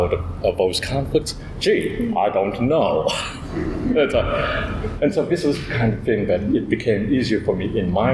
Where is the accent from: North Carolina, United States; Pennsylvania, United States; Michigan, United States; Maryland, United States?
Michigan, United States; moved away; also born or lived in Laos / Minneapolis; growing up in Michigan